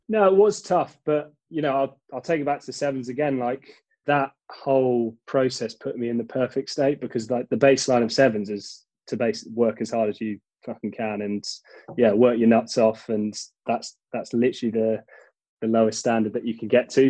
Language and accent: English; London, United Kingdom; born or raised there; also born or lived in Cheltenham